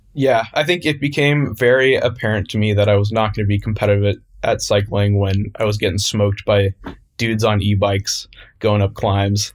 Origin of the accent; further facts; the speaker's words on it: San Francisco, California, United States; I grew up in San Francisco, uh, California, still here today